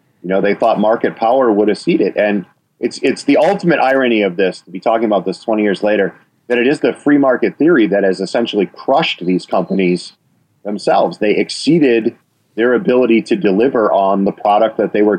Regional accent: Wisconsin, United States; you can hear my accent. I mean, I'm from Wisconsin

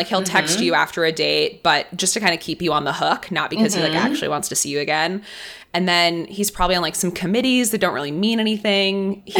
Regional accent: Los Angeles, California, United States; I'm from LA.

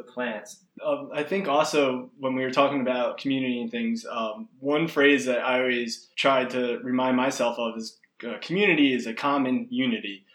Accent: New Jersey, United States; I'm far away from New Jersey. We have all this family there

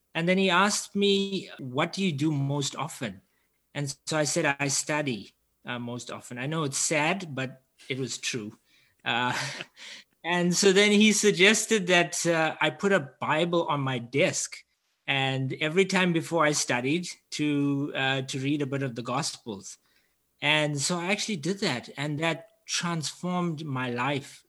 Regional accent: Durban, KwaZulu-Natal, South Africa; I'm from Durban, South Africa, I grew up in quite a unique setting

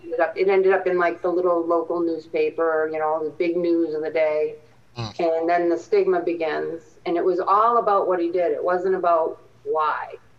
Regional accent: Randolph, Massachusetts, United States; a young kid growing up in Little Randolph

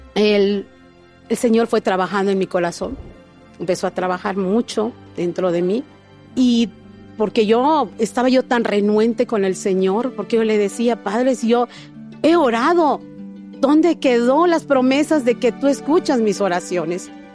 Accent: Cozumel, Quintana Roo, Mexico; soy de Cozumel, Quintana Roo

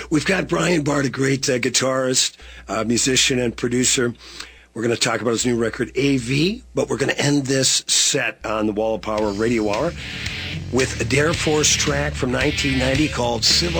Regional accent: Virginia, Minnesota, United States; my hometown, Virginia, Minnesota, at Norman's Bar, where I used to play, which actually my grandfather owned in the 40s and 50s when it was called the Roosevelt Bar.

